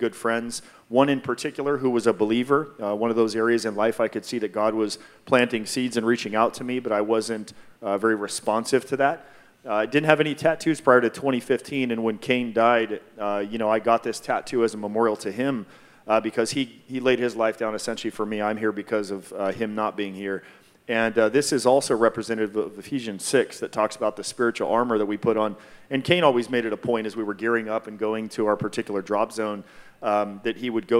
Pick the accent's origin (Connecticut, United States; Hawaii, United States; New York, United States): Hawaii, United States; moved away; I'm from Hawaii, and my parents are Japanese